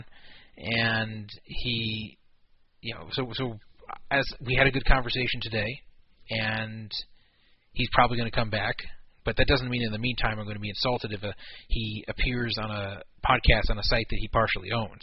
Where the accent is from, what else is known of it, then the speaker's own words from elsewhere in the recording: United States; Being an American